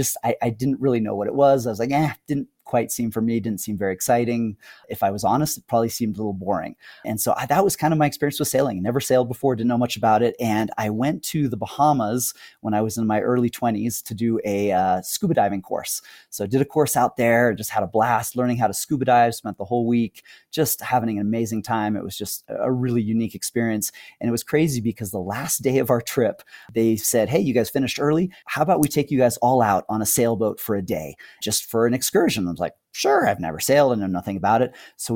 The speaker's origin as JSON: {"language": "English", "country": "Spain", "tie": "born or raised there", "also_born_or_lived": "Morocco", "said": "I grew up in Spain and Morocco, and a big part of our family culture was just traveling, just a love of traveling and exploring."}